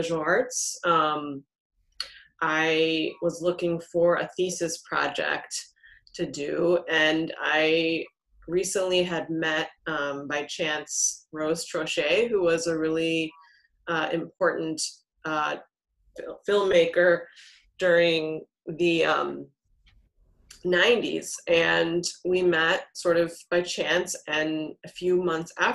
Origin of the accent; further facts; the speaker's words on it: Texas, United States; moved away; I grew up in Texas